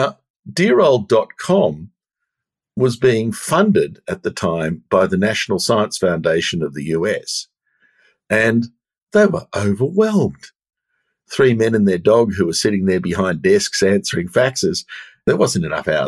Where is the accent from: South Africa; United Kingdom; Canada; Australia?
Australia; I'm Australian